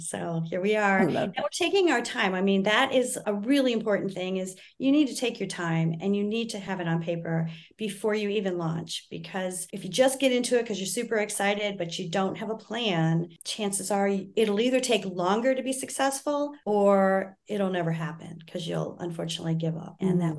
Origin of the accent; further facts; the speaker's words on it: Michigan, United States; moved away; Because I was living in Texas, sweet tea was all the rage. And I came from Michigan and I was, you know, more of a, I understood tea a little bit better than a lot of people in Texas